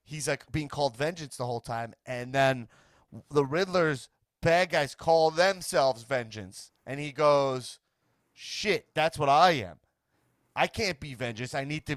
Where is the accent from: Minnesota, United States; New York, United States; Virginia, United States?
New York, United States; As like a New Yorker